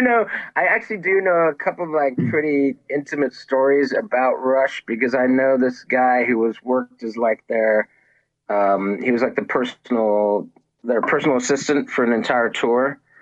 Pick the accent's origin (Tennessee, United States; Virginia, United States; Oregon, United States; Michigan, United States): Virginia, United States; Reston; I grew up in um, in Northern Virginia. I grew up in Reston, Virginia